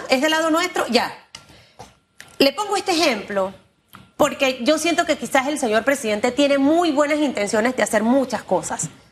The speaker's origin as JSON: {"language": "Spanish", "country": "Panama", "said": "yo soy panameña"}